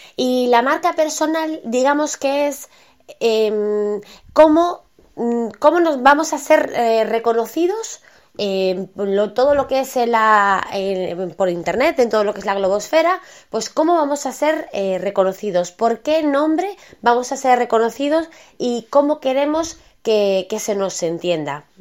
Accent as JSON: {"language": "Spanish", "country": "Spain", "said": "todo el mundo tenemos dos apellidos en España"}